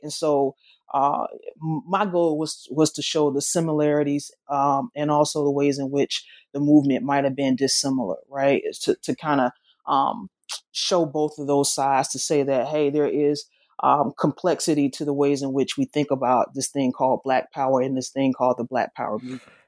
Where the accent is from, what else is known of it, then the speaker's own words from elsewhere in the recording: the South, United States; accent: Southern; my accent, though it's, it's Southern, it's not Memphis Southern.